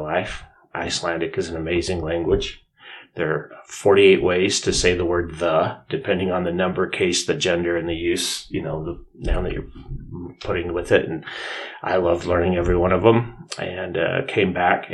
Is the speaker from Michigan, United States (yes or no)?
no; Draper, Utah, United States; I'm from Draper, Utah, and I went to high school. Went to Alta.